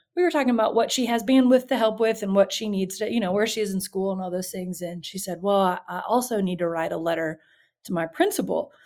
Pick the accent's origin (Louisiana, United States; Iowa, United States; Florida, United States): Louisiana, United States; Baton Rouge; I grew up in Baton Rouge